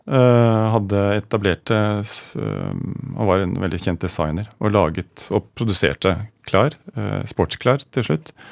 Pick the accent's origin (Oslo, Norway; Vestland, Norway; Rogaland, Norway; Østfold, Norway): Oslo, Norway; Jeg er fra Oslo.